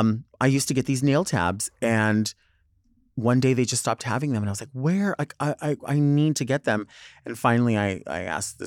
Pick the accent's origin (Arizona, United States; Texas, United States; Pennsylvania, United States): Arizona, United States; Although I'm not from Southern California, I grew up in Southern Arizona.